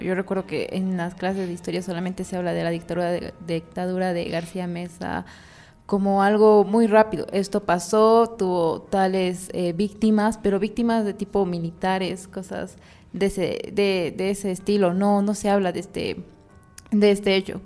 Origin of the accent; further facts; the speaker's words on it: Bolivia; como bolivianos